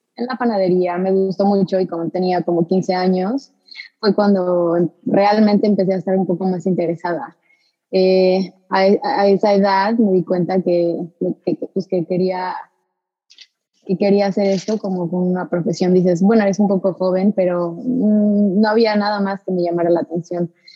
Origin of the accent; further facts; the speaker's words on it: Xalapa, Veracruz, Mexico; moved away as an adult; now in Houston, United States; Yo crecí en Jalapa, Veracruz